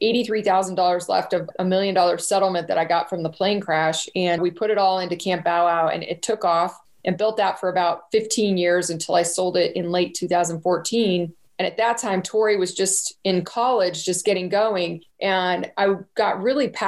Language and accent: English; California, United States; moved away as an adult; now in Colorado, United States; I grew up in California